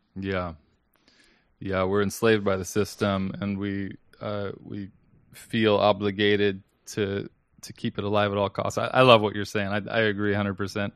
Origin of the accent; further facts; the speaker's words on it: Seattle, Washington, United States; moved away as an adult; also born or lived in Denver; I'm a pastor at a church called North Seattle Church, and I'm there mostly because that's the church I grew up in.